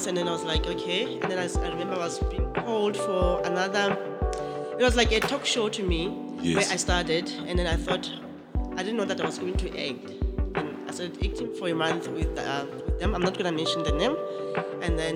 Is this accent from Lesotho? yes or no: yes; Lesotho; now in South Africa; So I'm originally from Lesotho. Yeah. I grew up in Lesotho, and then I came here because of my mom